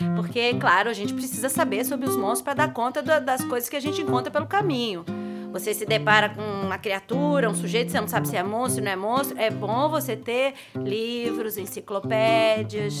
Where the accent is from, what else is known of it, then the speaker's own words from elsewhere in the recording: São Caetano do Sul, São Paulo, Brazil; Lá na minha cidade onde eu nasci, São Caetano e São Paulo